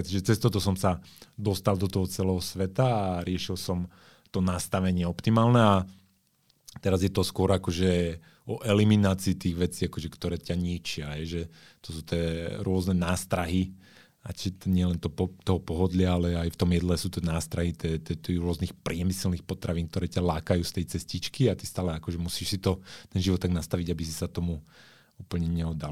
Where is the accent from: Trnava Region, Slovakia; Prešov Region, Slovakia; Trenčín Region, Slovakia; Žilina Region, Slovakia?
Žilina Region, Slovakia; Žilina; moved away; also born or lived in Bratislava; ja som pôvodne zo Žiliny